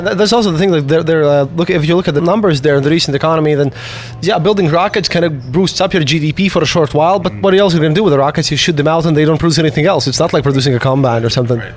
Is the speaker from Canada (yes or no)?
no; Latvia; I'm from Latvia myself, and I've seen a lot of this transition happen in our own country